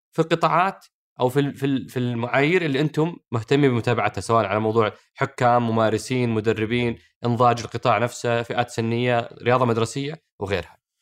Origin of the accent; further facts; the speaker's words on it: Saudi Arabia; عندنا في السعوديه